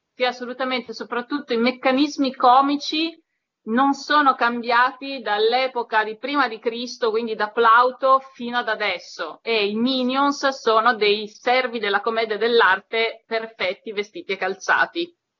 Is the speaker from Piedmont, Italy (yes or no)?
yes; Turin, Piedmont, Italy; sono cresciuta a Torino